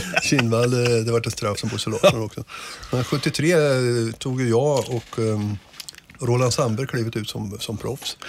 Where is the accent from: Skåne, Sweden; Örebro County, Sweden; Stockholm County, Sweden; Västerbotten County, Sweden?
Örebro County, Sweden; Degerfors; moved away; also born or lived in Gothenburg; Jag är själv, själv uppväxt i Degerfors